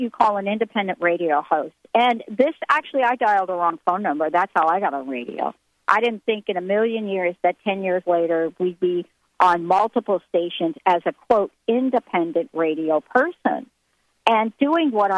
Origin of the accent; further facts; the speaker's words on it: New York City, New York, United States; moved away; also born or lived in New Jersey; growing up in the Bronx and New Jersey